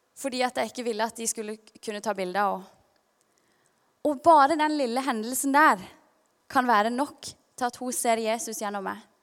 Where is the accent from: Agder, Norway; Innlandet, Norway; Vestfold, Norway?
Agder, Norway; Kristiansand; also born or lived in Stavanger; når vi flytta fra Stavanger til Kristiansand da jeg var ca. seks år